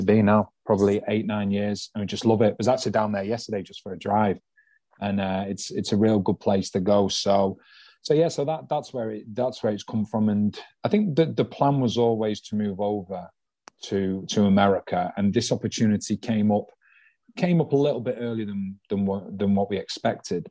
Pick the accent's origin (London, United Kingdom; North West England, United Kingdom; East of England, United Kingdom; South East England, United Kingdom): North West England, United Kingdom; Manchester; moved away as an adult; now in Philadelphia, United States; I'm from Manchester in England